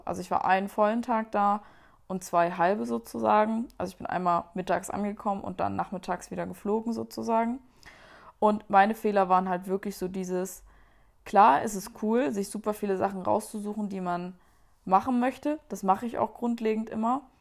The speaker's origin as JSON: {"language": "German", "country": "Germany", "said": "da waren wir irgendwie so eine deutsche Gruppe"}